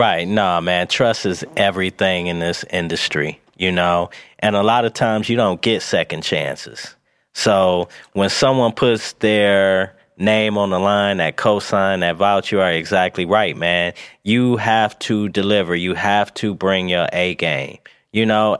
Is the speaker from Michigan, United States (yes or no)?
yes; Pontiac, Michigan, United States; also born or lived in Atlanta; I'm from Pontiac